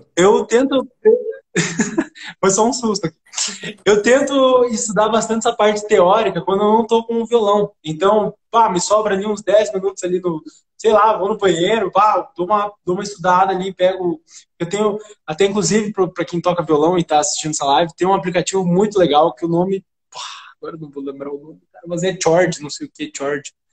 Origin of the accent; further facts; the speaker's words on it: Santa Rosa, Rio Grande do Sul, Brazil; moved away; lá na minha cidade, Santa Rosa